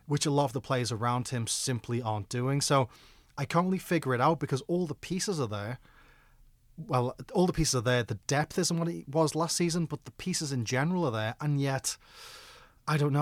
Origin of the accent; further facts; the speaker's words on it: Liverpool, North West England, United Kingdom; I'm from Liverpool